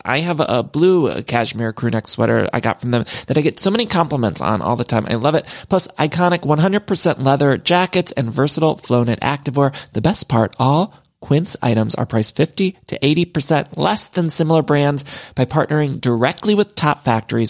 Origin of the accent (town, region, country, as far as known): Midwest, United States; now in Los Angeles, United States